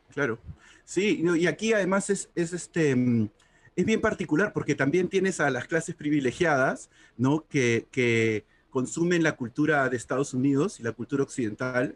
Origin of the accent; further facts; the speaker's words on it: Lima, Peru; also born or lived in Miraflores; en realidad vivo en Miraflores, pero he crecido toda mi vida en San Isidro